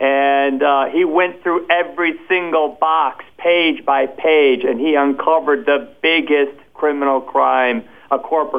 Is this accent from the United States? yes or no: yes; Wisconsin, United States; Wisconsin, my home state.